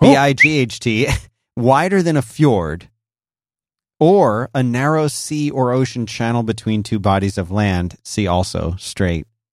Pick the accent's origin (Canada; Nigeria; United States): United States; Philadelphia, Pennsylvania; when I grew up in Philadelphia